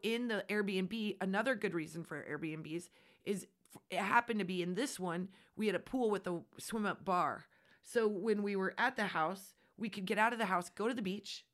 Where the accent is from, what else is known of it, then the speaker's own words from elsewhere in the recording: Nebraska, United States; We are from Nebraska. We are from flat and open spaces